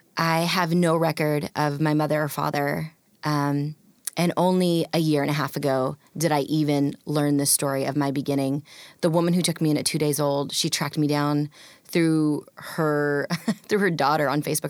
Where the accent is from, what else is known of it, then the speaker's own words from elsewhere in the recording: Pacific Northwest, United States; also born or lived in India; growing up in a rural white community